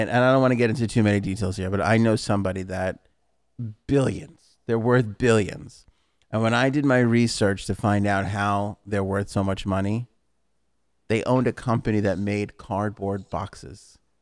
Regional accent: New York, United States; born or raised there

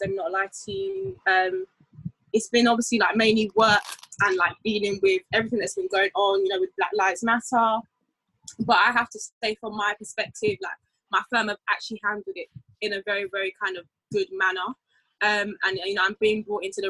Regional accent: Essex, East of England, United Kingdom; I'm from Essex

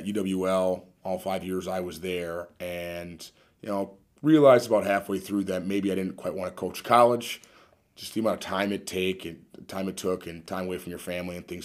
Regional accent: De Pere, Wisconsin, United States; I coached DePere's varsity and JV teams in the summer when I was home from college

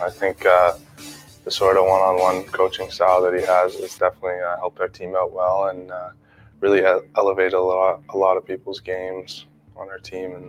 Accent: Toronto, Ontario, Canada; I play for the Windsor Spitfires. I'm a left winger, and I'm from Toronto.

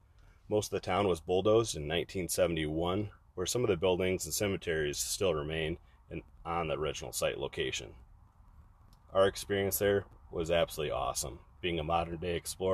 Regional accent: Gibo, Wyoming, United States; Some part of me will always be where I grew up, in Gibo, Wyoming.

